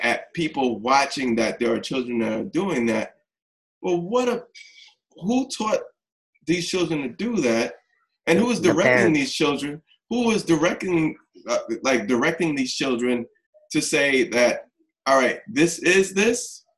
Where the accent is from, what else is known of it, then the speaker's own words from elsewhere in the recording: New York, United States; growing up in New York in the 80s and before 42nd Street was, like, changed